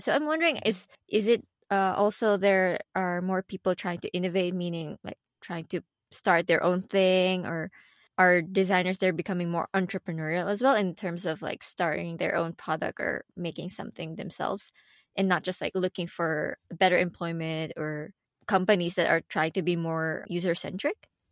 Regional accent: Philippines; English is a second language; moved away; where I come from, I come from the Philippines.

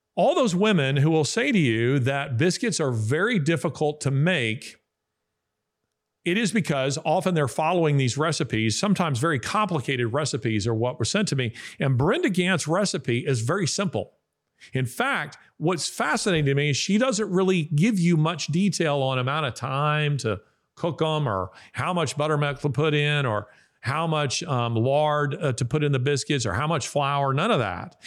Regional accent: the South, United States; I am a Southerner, uh, and I mean a, a, a real Southerner of the old school

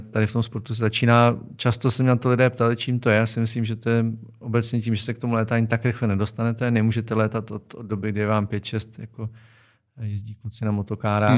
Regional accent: Karlovy Vary, Karlovy Vary Region, Czechia; já jsem z Varu, takže tam to prostředí pro tyhle sporty je ideální

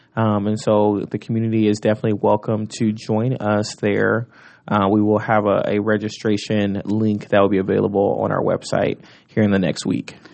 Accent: Omaha, Nebraska, United States; I was born and raised in North Omaha

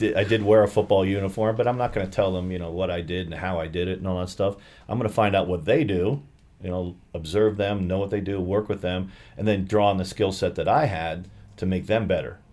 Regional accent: Albany, New York, United States; moved away; I grew up in Albany, New York.

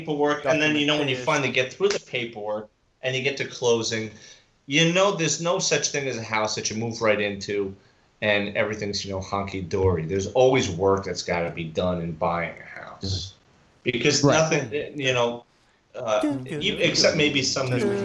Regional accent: New York City, New York, United States; I come from Cross Bay Boulevard. That's a neighborhood twang of a certain kind of people

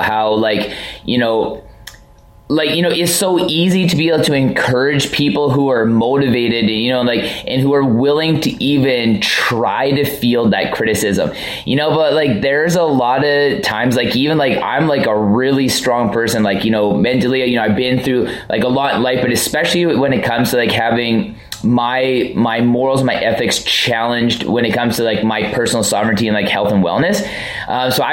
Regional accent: Vancouver, British Columbia, Canada; I'm from Vancouver.

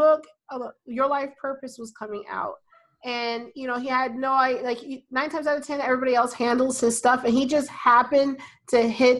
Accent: Mojave Desert, California, United States; now in Charlotte, United States; I'm originally from the Mojave Desert. I was born in the Mojave Desert, California.

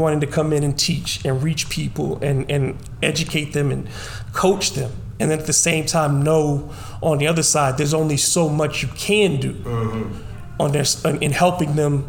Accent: New Orleans, Louisiana, United States; Growing up in Algiers, I know what it was like for me when the 70s, I got here in the late 70s, went to Havens Elementary, went to Rosenwald for middle school, you know, Carford Junior and Senior High.

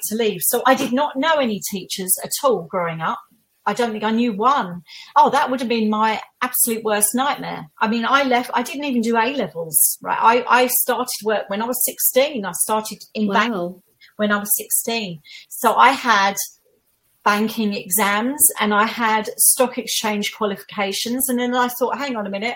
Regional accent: Essex, East of England, United Kingdom; I'm from Essex. I used to get all the Essex girl jokes

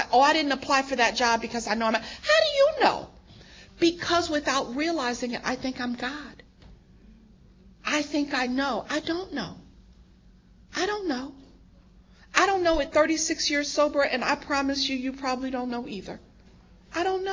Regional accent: New York, United States; I'm born and raised in New York

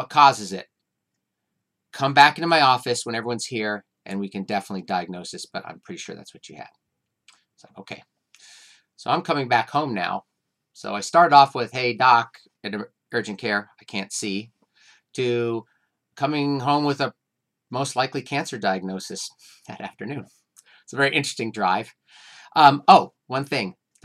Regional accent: Santa Cruz, California, United States; I'm from Santa Cruz, California

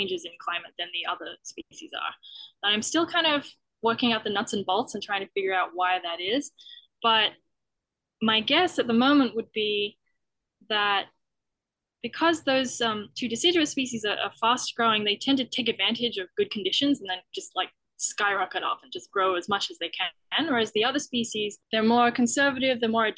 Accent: Australia; moved away as an adult; now in Canada; I'm from Australia

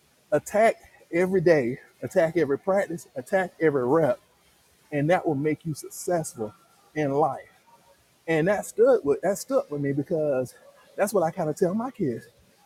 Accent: the South, United States; growing up in the South, football is king, right?

